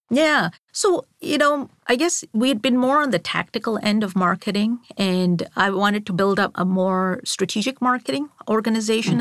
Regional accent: Singapore; moved away as an adult; also born or lived in Mumbai, India / Boston, Massachusetts / Rotterdam, Netherlands; I grew up in Singapore all the way through high school.

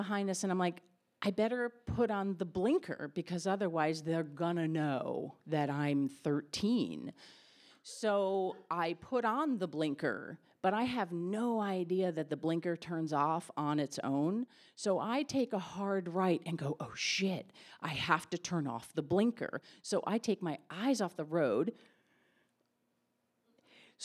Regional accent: Connecticut, United States; I was from Connecticut

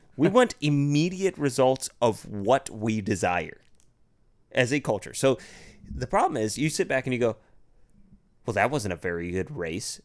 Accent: United States; being American

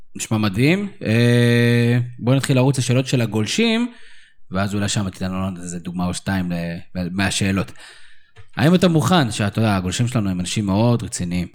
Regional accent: Israel; בתור ישראלים

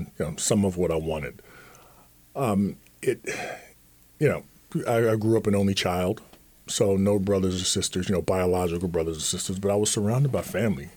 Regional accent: Atlantic City, New Jersey, United States; I was growing up in Atlantic City

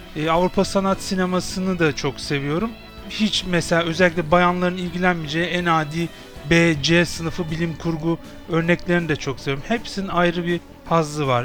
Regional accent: Istanbul, Turkey; Doğma büyüme Kadıköylüyüm, 41 yaşındayım. Aslen Rizeliyim, tipik bir Karadenizliyim.

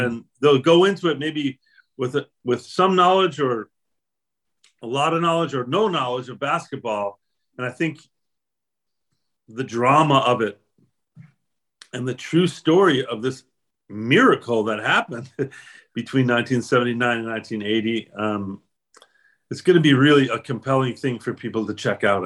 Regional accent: Chicago, Illinois, United States; I'm Irish American. I'm from Chicago

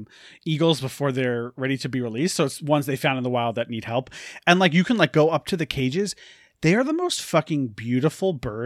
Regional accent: New York, United States; which I didn't know because I'm from New York.

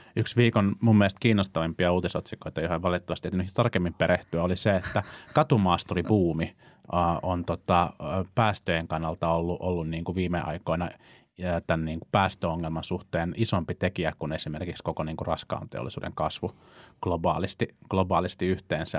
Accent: Vantaa, Uusimaa, Finland; mä olen siis vantaalainen

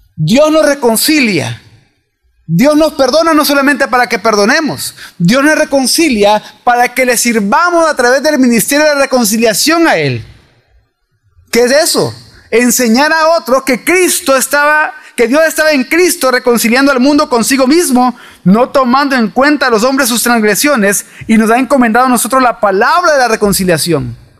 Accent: El Salvador

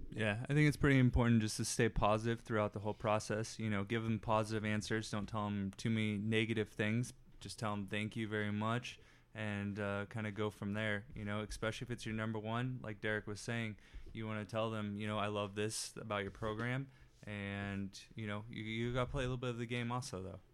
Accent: Dallas, Texas, United States; I'm from the Dallas area

